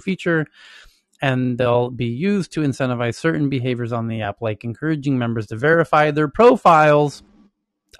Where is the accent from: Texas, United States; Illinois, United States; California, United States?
California, United States; Santa Monica; we're all from Santa Monica